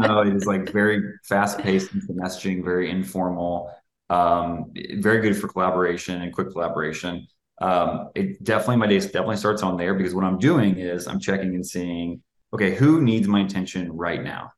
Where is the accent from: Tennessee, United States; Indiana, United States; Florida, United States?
Tennessee, United States; moved away as an adult; also born or lived in Kentucky / Atlanta; now in Chicago, United States; outside the state of Tennessee, the, the my home state